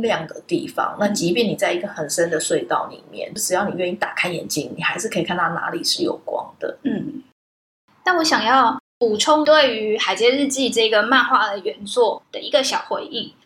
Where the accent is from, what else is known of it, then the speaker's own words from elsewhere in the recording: Taipei, Taiwan; 后来我在台北长大，我家附近有一个